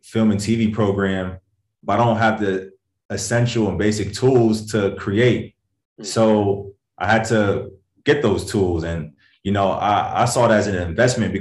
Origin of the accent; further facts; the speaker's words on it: Hartford, Connecticut, United States; moved away as an adult; also born or lived in London / Bloomfield, Connecticut; now in Los Angeles, United States; I grew up in Connecticut, a small state, you know, all my life.